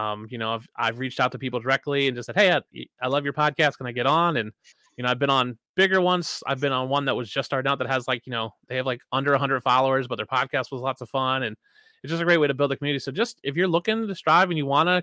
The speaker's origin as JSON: {"language": "English", "town": "Philadelphia", "region": "Pennsylvania", "country": "United States", "tie": "born or raised there", "moved": "yes", "lives_now": "Madison, United States", "said": "I'm from Philadelphia originally, live in Madison, Wisconsin now. So like, we grew up close to each other, you know, the same area"}